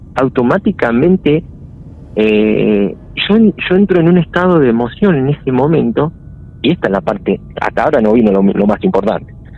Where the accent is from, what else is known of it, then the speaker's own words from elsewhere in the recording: Florencio Varela, Buenos Aires Province, Argentina; yo soy de Buenos Aires